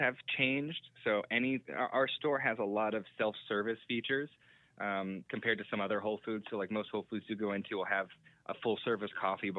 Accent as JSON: {"language": "English", "town": "Bradenton", "region": "Florida", "country": "United States", "tie": "born or raised there", "also_born_or_lived": "Tampa Bay area", "lives_now": "Gainesville, United States", "said": "I grew up in Bradenton, Florida, and that's kind of a smaller town"}